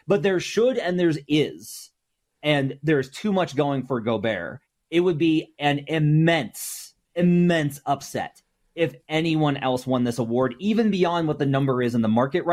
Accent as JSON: {"language": "English", "region": "Arkansas", "country": "United States", "said": "I'm from Arkansas"}